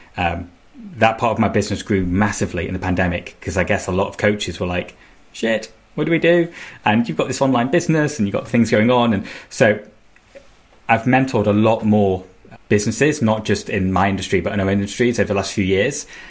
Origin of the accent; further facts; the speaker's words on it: Manchester, North West England, United Kingdom; I'm from Manchester